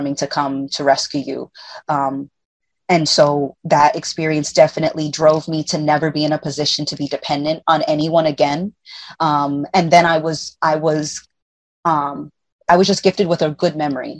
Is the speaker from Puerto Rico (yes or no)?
yes; Puerto Rico